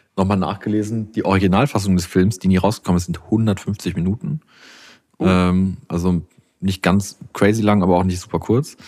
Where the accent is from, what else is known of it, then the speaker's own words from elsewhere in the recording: Iserlohn, North Rhine-Westphalia, Germany; bei uns in meiner Heimatstadt von meinen Eltern ist ja eines der größten Schützenfeste Deutschlands